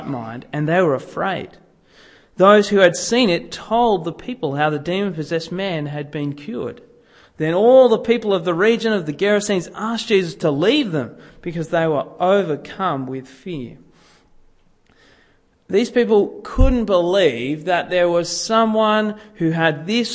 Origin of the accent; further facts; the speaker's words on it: Sydney, New South Wales, Australia; growing up in Sydney